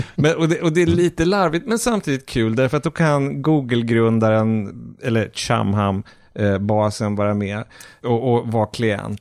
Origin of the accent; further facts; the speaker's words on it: Umeå, Västerbotten County, Sweden; jag är då uppvuxen i Umeå